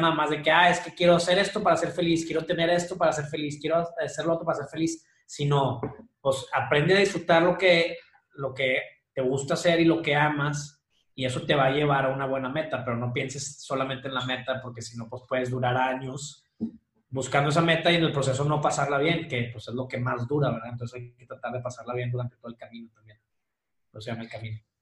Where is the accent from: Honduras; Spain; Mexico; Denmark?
Mexico; Monterrey, Nuevo León; also born or lived in Chihuahua; Soy de Monterrey, viví unos años en Chihuahua, pero ya estoy aquí de regreso.